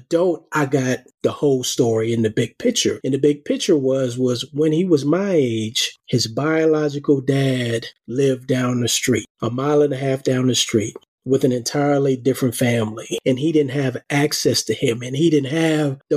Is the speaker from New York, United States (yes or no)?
yes; New York City, New York, United States; I grew up in Harlem, and I was probably about 8 years old